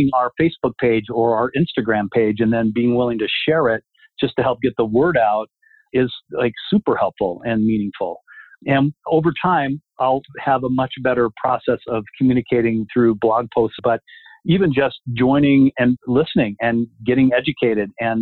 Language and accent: English; Littleton, United States; I grew up in Littleton in a very monocultural model